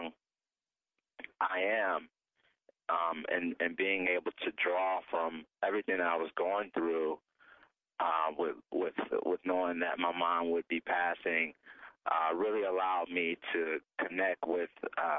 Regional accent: Cleveland, Ohio, United States; my hometown of Cleveland, Ohio

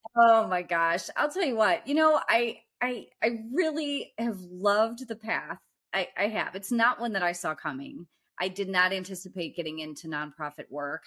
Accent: St. Louis, Missouri, United States; we grew up together in Saint Louis in kind of the South Side, Holly Hills area

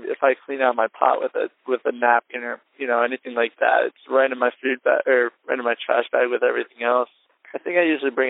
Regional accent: New Jersey, United States; I'm from Jersey.

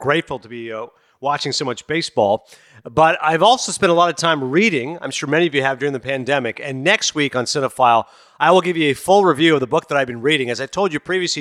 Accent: Toronto, Ontario, Canada; moved away as an adult; now in United States; my hometown

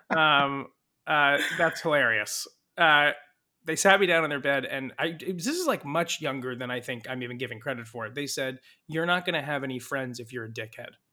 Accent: Saratoga, California, United States; also born or lived in Mountain View, California; I was raised in Saratoga, California, which is near San Jose

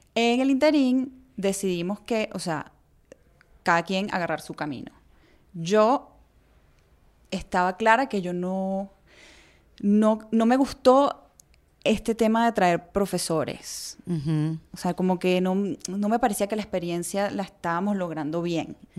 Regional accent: Venezuela; moved away; also born or lived in Hangzhou, China; emigramos de Chile a Venezuela. Yo nací en Venezuela, pero mi mamá nació en Chile y mi abuela también

